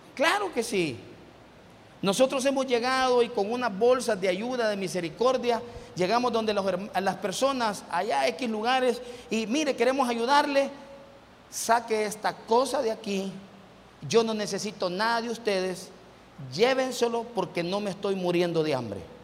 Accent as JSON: {"language": "Spanish", "town": "Mejicanos", "region": "San Salvador", "country": "El Salvador", "tie": "born or raised there", "also_born_or_lived": "Ciudad Delgado", "moved": "yes", "lives_now": "San Miguel, El Salvador", "said": "Y yo me crié en mexicanos en Ayutuxtepeque"}